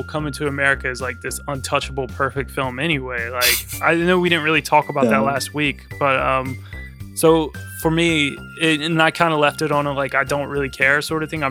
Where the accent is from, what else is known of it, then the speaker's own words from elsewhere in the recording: United States; now in London, United Kingdom; I'm American